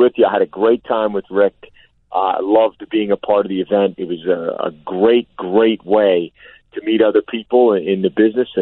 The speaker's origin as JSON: {"language": "English", "region": "suburban New Jersey", "country": "United States", "tie": "born or raised there", "also_born_or_lived": "Brooklyn, New York / Pittsburgh / New York City", "moved": "as an adult", "said": "I was born in Brooklyn, how sheltered I think I was growing up in suburban New Jersey"}